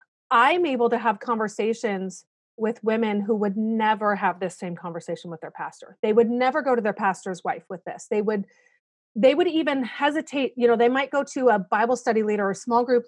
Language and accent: English; South Korea; I'm a missionary kid. Yeah. I grew up in Korea.